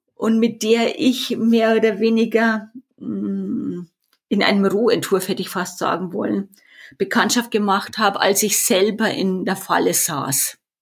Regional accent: Erding, Bavaria, Germany; accent: Bavarian; an meiner Sprache hört man das ja schon, dass ich aus Bayern komme. Ich komme aus Erding, nordöstlich von München.

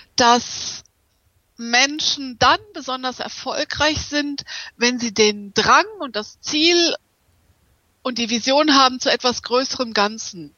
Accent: Hamburg, Germany; first language German; moved away; also born or lived in Düsseldorf; Ich bin in Hamburg geboren, aber ich habe in der Tat in Düsseldorf studiert und auch promoviert

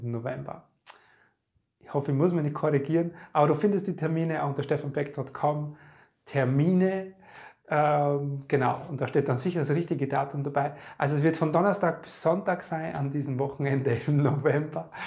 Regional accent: Podersdorf am See, Burgenland, Austria; wir waren in meiner alten Heimat in Bodersdorf am Neusiedler See

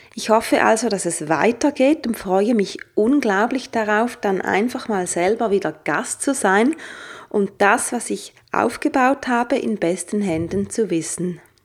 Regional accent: St. Gallen, Switzerland; moved away; St. Gallen auch meine alte Heimatstadt ist

